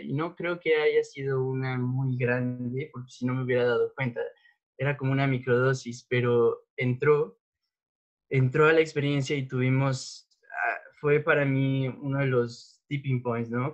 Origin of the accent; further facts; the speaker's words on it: State of Mexico, Mexico; pues yo nací en la Ciudad de México, em, pero crecí en el Estado de México